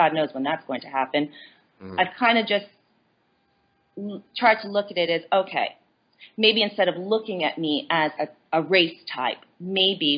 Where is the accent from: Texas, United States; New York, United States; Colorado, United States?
New York, United States; Long Beach; also born or lived in South Korea; I grew up in Long Beach, Long Island in New York